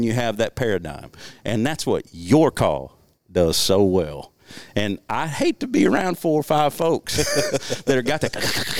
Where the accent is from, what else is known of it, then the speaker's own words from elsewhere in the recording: Big Lake, Arkansas, United States; I grew up hunting in Big Lake.